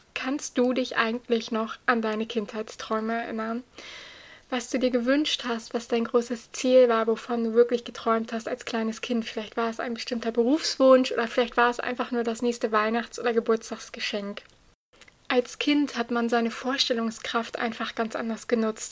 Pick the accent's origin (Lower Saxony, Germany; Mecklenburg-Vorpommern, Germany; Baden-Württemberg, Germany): Lower Saxony, Germany; Buxtehude; bei uns in Buxtehude